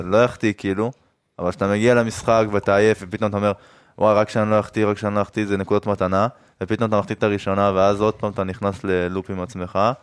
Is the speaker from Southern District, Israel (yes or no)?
yes; Ashkelon, Southern District, Israel; גדלתי באשקלון